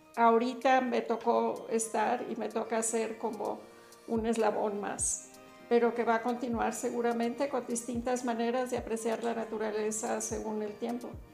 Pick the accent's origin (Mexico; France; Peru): Mexico; Soy mexicana